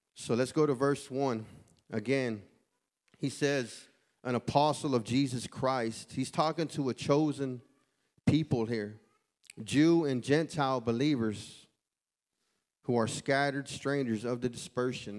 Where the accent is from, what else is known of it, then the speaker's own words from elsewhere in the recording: Houston, Texas, United States; I'm from Houston, Texas.